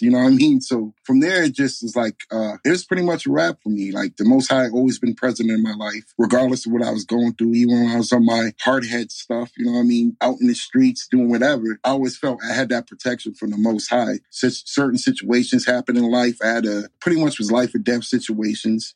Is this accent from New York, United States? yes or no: yes; New York, United States; moved away as an adult; also born or lived in Bronx, New York / Delaware; now in Arizona, United States; I grew up in uh, New York, between the Bronx and upstate Catskill Mountains. Um, born and raised up upstate New York from, I'm going to say up to 18, 19